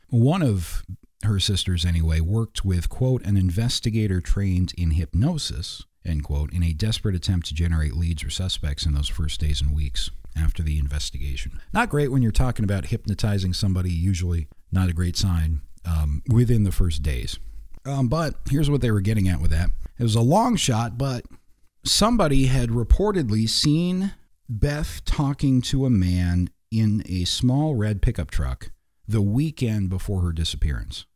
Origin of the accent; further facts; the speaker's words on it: Black Hawk, Colorado, United States; moved away; I grew up in Blackhawk and nearby, if you're familiar with the area, Idaho Springs